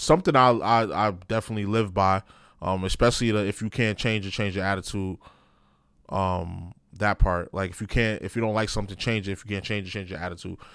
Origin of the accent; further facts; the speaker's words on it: New York, United States; I'm from New York.